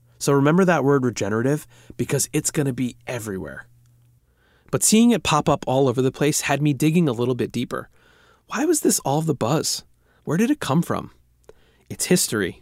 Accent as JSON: {"language": "English", "town": "Bethpage", "region": "New York", "country": "United States", "tie": "born or raised there", "moved": "yes", "lives_now": "Oakland, United States", "said": "I grew up on Long Island, New York, in a town called Bethpage"}